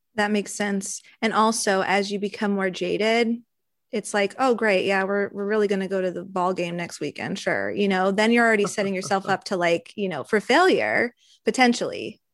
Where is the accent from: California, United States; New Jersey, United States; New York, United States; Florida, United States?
California, United States; we're all California based, born and raised in California